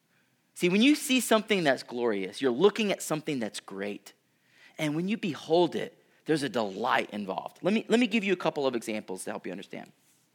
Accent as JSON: {"language": "English", "town": "Houston", "region": "Texas", "country": "United States", "tie": "born or raised there", "said": "I grew up in Houston, which is literally below sea level. I had never been anywhere else, and then I flew to Colorado"}